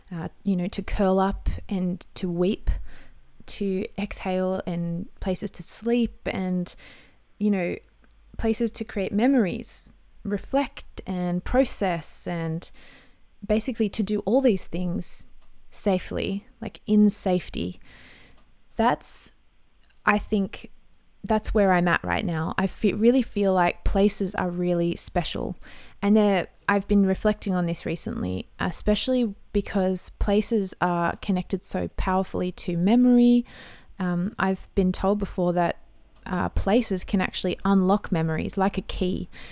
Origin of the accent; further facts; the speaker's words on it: Australia; I'm an Aussie mum in my thirties